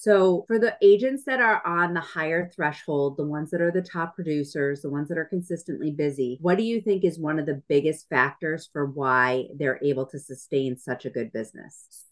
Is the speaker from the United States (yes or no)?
yes; New England, United States; we're from New England, New England girls